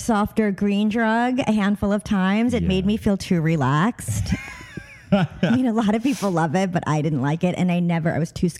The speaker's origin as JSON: {"language": "English", "area": "Long Island", "region": "New York", "country": "United States", "tie": "born or raised there", "also_born_or_lived": "Brooklyn, New York / Boston", "said": "I was born in Brooklyn, New York. I was raised in Long Island"}